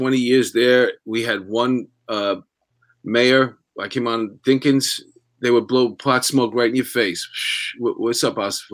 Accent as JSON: {"language": "English", "town": "New York City", "region": "New York", "country": "United States", "tie": "born or raised there", "said": "I grew up in New York. I grew up in Queens"}